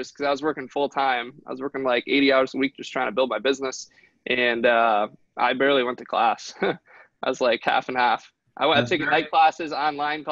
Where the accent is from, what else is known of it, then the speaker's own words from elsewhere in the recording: Detroit, Michigan, United States; I'm from Detroit. One of my goals is to kind of help rebuild the city of Detroit one day.